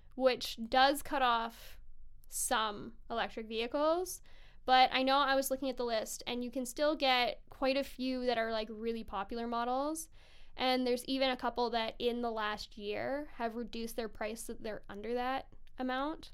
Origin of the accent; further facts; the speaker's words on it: Kelowna, British Columbia, Canada; now in Vancouver, Canada; I grew up in Kelowna, BC